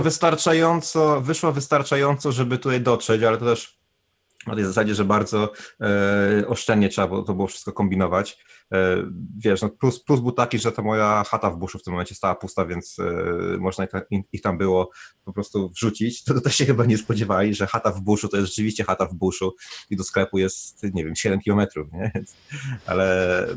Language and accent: Polish; Bieszczady, Subcarpathian Voivodeship, Poland; moved away as an adult; also born or lived in Kraków / Warsaw / London; now in New Zealand; pochodzę z Bieszczad